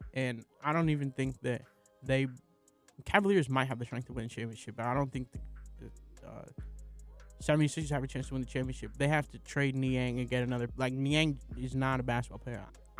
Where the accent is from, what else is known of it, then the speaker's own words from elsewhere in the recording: the Bay Area, California, United States; even though I'm from the Bay.